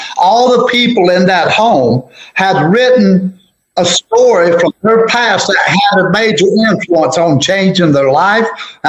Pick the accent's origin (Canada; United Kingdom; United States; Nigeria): United States; mountains of North Carolina; as an Appalachian Mountain storyteller.